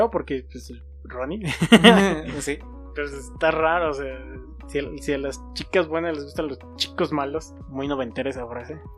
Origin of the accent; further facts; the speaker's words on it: Mexico; somos, mexicanos